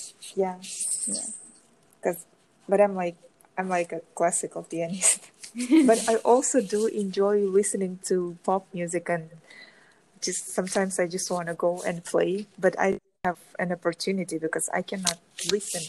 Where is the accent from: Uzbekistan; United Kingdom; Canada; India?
Uzbekistan; Tashkent; now in Florida, United States; I'm originally from Central Asia, from Uzbekistan, Tashkent